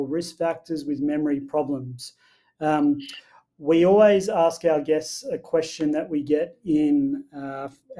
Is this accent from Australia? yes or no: yes; Wilcannia, New South Wales, Australia; I grew up in Wilcannia, which some people know is out near Broken Hill, and all my family live out in rural regional areas